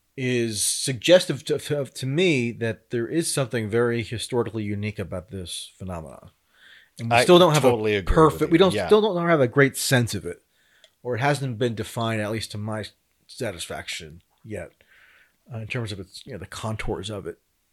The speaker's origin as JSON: {"language": "English", "area": "near Bloomfield", "region": "northern New Jersey", "country": "United States", "tie": "born or raised there", "said": "where I grew up in New Jersey, northern New Jersey, a place called Bloomfield, New Jersey"}